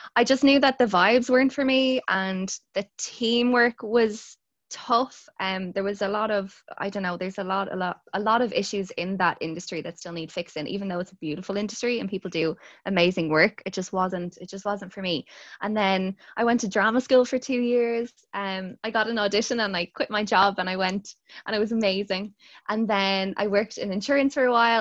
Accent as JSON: {"language": "English", "town": "Dublin", "region": "Leinster", "country": "Ireland", "tie": "born or raised there", "said": "I'm from Ireland. I live in Dublin. I've grown up in Dublin"}